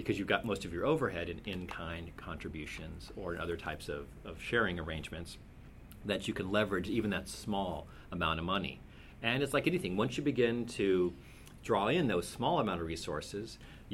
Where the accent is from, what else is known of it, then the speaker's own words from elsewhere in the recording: Cupertino, California, United States; I was raised in Cupertino in California